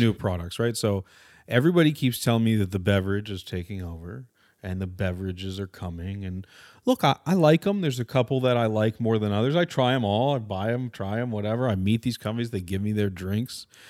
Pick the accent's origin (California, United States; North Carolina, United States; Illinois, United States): California, United States; Orange County; also born or lived in West Los Angeles, California; I'm from Orange County, which is actually not that liberal